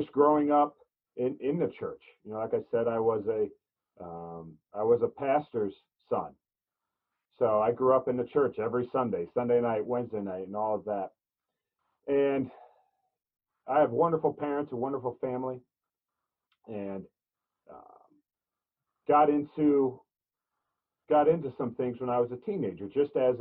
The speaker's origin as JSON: {"language": "English", "region": "Illinois", "country": "United States", "tie": "born or raised there", "moved": "yes", "lives_now": "Pennsylvania, United States", "said": "I grew up in Illinois. I live in Pennsylvania now."}